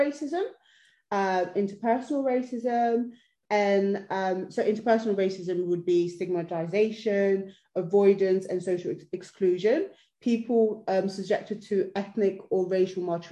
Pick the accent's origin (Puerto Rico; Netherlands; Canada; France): Netherlands; also born or lived in Sierra Leone; now in United Kingdom; I grew up in Holland.